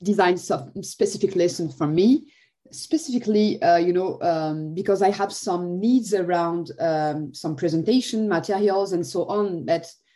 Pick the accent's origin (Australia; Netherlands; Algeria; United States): Algeria; English is a second language; now in France; I speak Arabic because I'm not, my parents are Arabic, I'm coming from Algeria